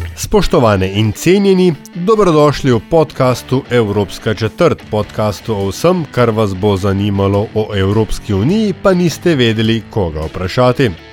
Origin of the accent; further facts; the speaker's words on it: Slovenia; smo Slovenci